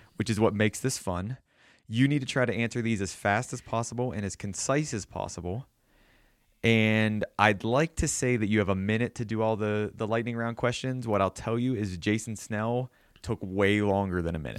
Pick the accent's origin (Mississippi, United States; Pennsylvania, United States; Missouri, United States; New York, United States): Pennsylvania, United States; southwestern; moved away; I'm from, you know, originally, you know, southwestern Pennsylvania